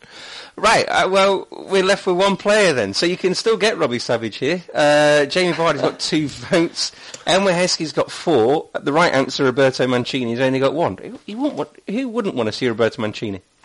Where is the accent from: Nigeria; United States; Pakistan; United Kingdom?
United Kingdom; Leicester, East Midlands; moved away as an adult; I was born and raised in Leicester for the first 30 years of my life